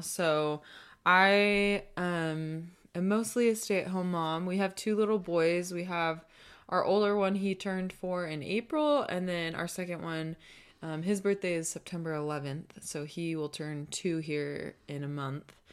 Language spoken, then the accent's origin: English; Southern California, United States; moved away as an adult; also born or lived in Eugene, Oregon / Arizona; now in Utah, United States; we're both from Southern California